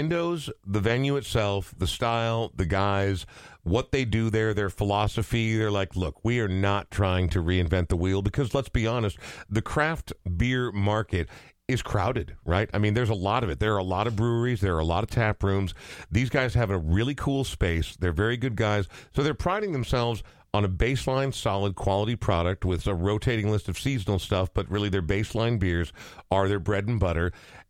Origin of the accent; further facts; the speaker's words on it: Coon Rapids, Minnesota, United States; I grew up in Coon Rapids, and so when I heard Fridley, I'm like, oh, we're heading way out there.